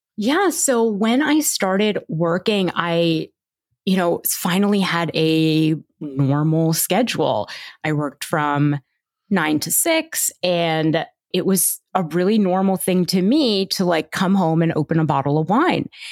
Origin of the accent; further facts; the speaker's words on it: Toronto, Ontario, Canada; I grew up in Toronto and, uh, my parents were Indian immigrants